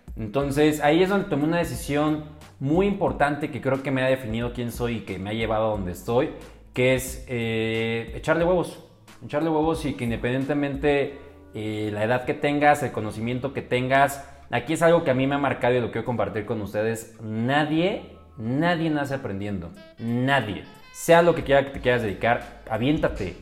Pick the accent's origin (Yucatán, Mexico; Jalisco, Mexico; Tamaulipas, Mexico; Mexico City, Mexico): Mexico City, Mexico; soy originario de la hermosa Ciudad de México, Chilango, me puedes decir